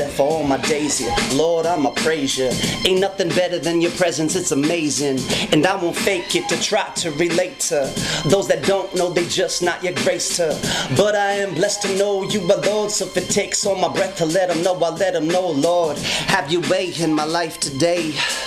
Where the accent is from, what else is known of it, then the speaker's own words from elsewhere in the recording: Connecticut, United States; moved away as an adult; also born or lived in Los Angeles, United States; I was born in Connecticut